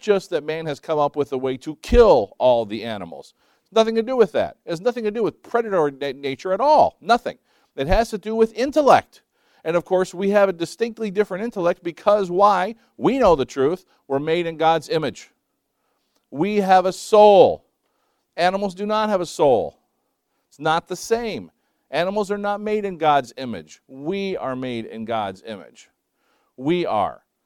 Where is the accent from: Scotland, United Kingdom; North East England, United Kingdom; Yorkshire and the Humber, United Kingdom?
Scotland, United Kingdom; I'm Scottish